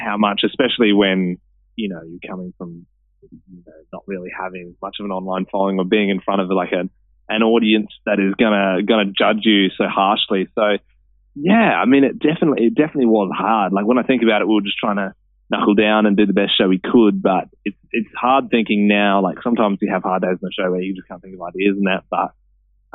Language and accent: English; Australia; I was born in Australia